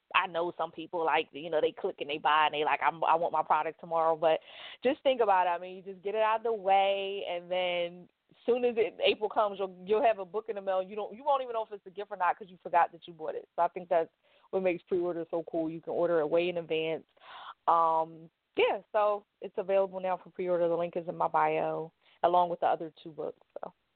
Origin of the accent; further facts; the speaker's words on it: Philadelphia, Pennsylvania, United States; I am from North Philadelphia, born and raised